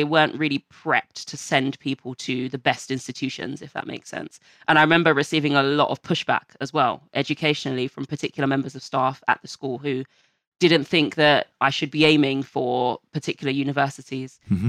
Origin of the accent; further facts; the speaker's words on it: Hackney, London, United Kingdom; born there; I'll start all the way from the beginning, where I was born in Hackney, Homerton Hospital, with 6 fingers on my left hand.